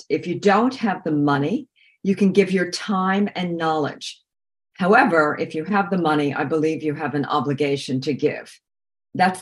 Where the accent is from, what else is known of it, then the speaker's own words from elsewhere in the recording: Long Island, New York, United States; I grew up on Long Island.